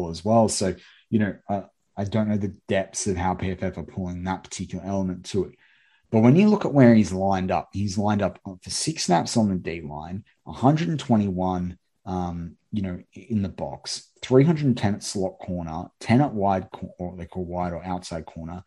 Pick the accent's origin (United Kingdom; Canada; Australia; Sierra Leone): Australia; I'm obviously an Australian